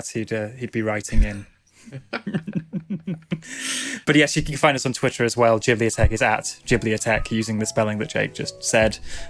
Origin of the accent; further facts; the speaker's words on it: Salford, North West England, United Kingdom; I am from Manchester. I grew up in Salford